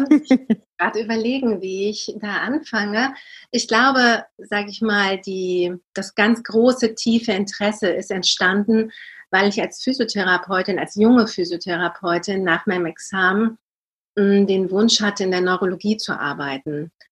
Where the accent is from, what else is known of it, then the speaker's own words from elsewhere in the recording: Hanover, Lower Saxony, Germany; born there; now in Cologne, Germany; ich lebe in Köln schon seit über 20 Jahren bin aber gebürtige Hannoveranerin, tatsächlich aus Niedersachsen